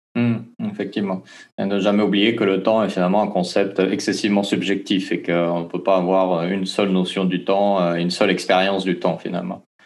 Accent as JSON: {"language": "French", "country": "French Polynesia", "said": "chez nous, en Polynésie"}